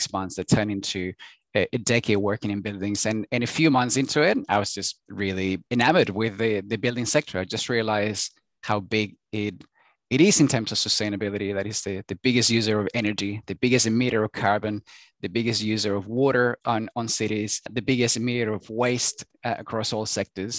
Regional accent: Chile; English is a second language; moved away as an adult; now in Australia; I was born and raised in Chile, in South America.

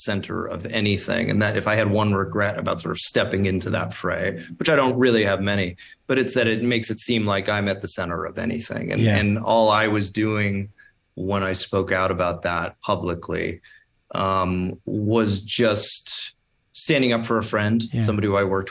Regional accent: Toronto, Ontario, Canada; moved away as an adult; now in Los Angeles, United States; I'm from Toronto. I was born and raised in Toronto.

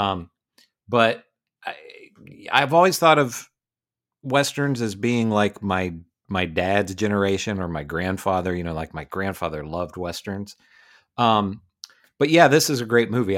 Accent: West Virginia, United States; the two of us are West Virginia boys. We grew up in West Virginia

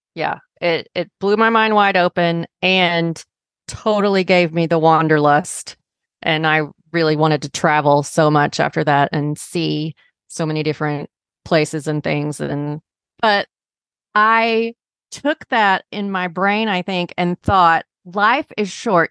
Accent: Arkansas, United States; moved away; also born or lived in Chicago; I grew up in Arkansas

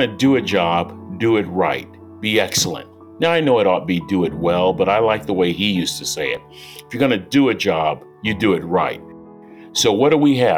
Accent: San Francisco, California, United States; I was born in San Francisco in the 1950s

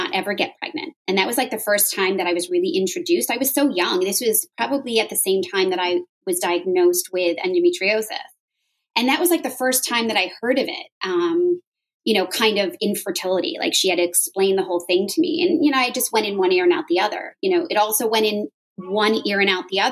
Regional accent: Westchester, New York, United States; now in the South, United States; I was born and bred in New York. I grew up in Westchester

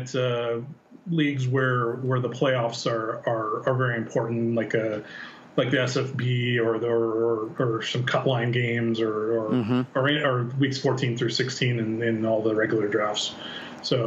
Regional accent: San Diego, California, United States; I'm from San Diego

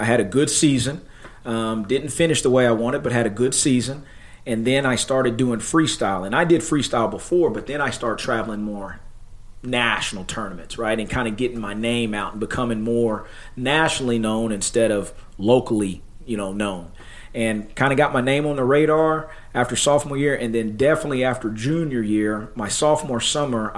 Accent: Coweta, Oklahoma, United States; also born or lived in Little Axe, Oklahoma; we moved from Little Axe to Coweta, Oklahoma, and there was a flyer that was sent out to Howard School. I was 4 years old at the time.

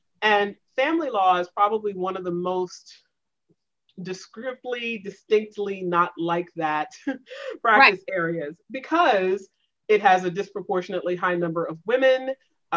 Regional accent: the South, United States; moved away; also born or lived in the Northeast; I came from the South

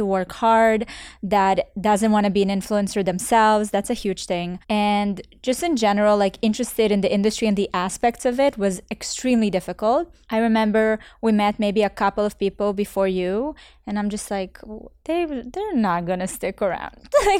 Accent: Canada; now in Miami, United States; Because I came from Canada where literally there's a team mm-hmm. of 12 people. And then here I'm in Miami

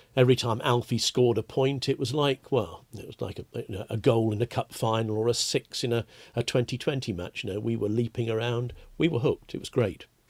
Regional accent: West Midlands, United Kingdom; also born or lived in London; when I was a child, when we moved from London up to the West Midlands

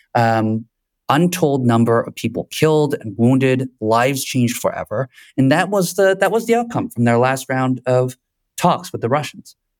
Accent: United States; moved away as an adult; now in Kyiv, Ukraine; I'm an American

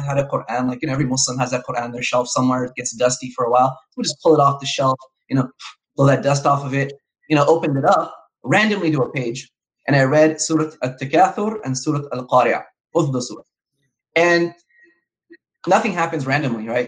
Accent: Los Angeles, California, United States; I was raised in Southern California. I was born in Los Angeles

